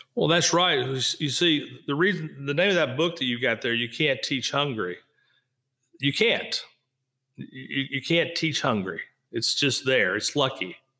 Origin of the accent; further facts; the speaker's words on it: Kentucky, United States; moved away; also born or lived in Florida; I was in Kentucky. I loved being in Kentucky.